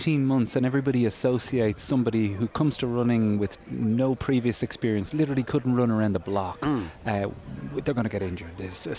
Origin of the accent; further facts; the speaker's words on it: the Curragh, County Kildare, Leinster, Ireland; I grew up on the Curragh of Kildare, which is a HQ of Irish racing. My father was a horse trainer for many years there.